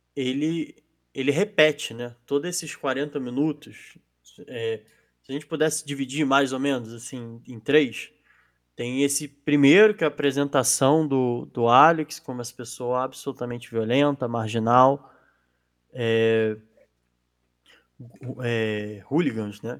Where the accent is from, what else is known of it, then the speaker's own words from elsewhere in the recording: Brazil; enquanto brasileiro